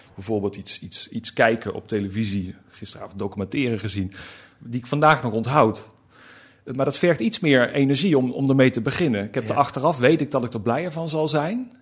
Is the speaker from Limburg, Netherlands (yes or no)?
yes; North Limburg, Netherlands; moved away; Dat las ik al in de bibliotheek eh, in, in Noord-Limburg, waar ik vandaan kom.